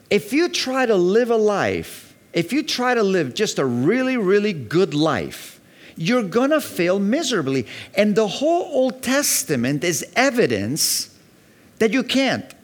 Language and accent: English; Mallorca, Balearic Islands, Spain; also born or lived in Virginia Beach, United States; because I was raised in Mallorca and I was raised in Virginia Beach. There was always sun.